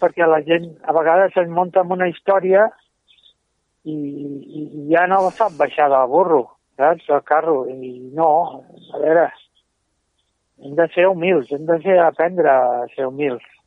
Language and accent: Catalan; Martorell, Catalonia, Spain; Jo soc de Martorell, i de Gelida